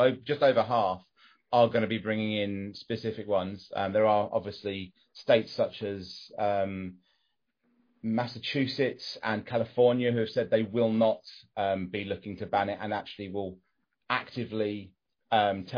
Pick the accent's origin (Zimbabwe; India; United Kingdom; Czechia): United Kingdom; England; I'm English and, you know, male, white, middle class